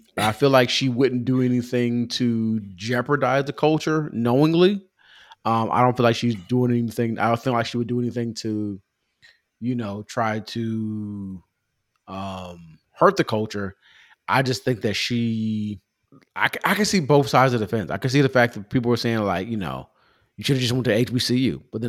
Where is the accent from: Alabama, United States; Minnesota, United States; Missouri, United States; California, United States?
California, United States; Southern; I grew up in Southern California